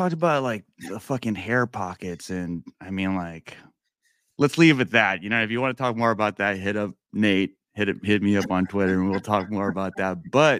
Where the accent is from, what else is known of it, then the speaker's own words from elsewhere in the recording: Philippines; I'm Filipino, and I don't know if you are familiar with any Filipinos in your circle or your community or in your audience